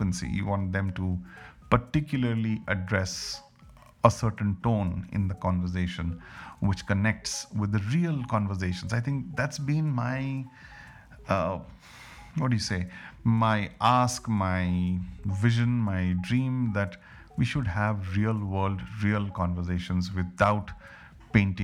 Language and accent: English; India; as an Indian